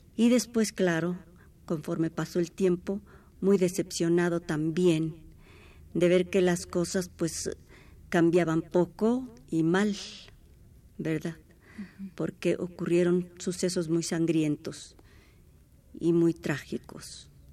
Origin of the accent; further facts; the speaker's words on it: Mexico City, Mexico; Nacimos en Coyoacán.